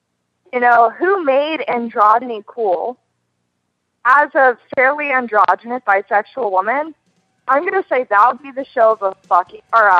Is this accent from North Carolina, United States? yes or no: yes; North Carolina, United States; now in Plano, United States; I'm in Plano, Texas, but let's be real, I'm from North Carolina.